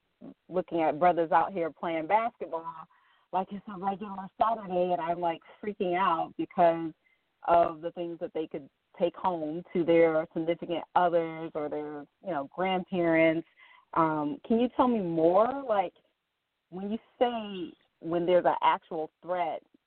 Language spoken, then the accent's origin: English; Detroit, Michigan, United States; now in Texas, United States; I'm a native Detroiter, but I live in Texas